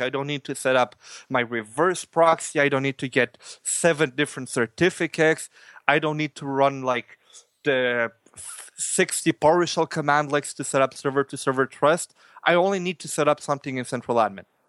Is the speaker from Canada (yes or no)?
yes; Canada; I'm from Canada as well.